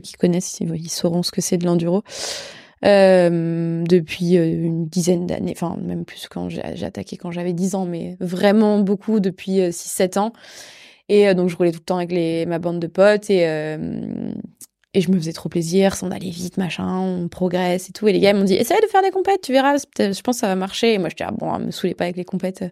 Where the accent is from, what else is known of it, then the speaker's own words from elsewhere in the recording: France; je suis européenne, enfin, je suis française